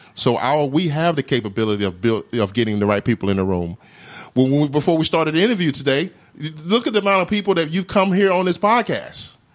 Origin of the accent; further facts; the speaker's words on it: Mississippi, United States; moved away as an adult; also born or lived in Massachusetts; now in Rhode Island, United States; I'm from Mississippi, so I kinda knew the South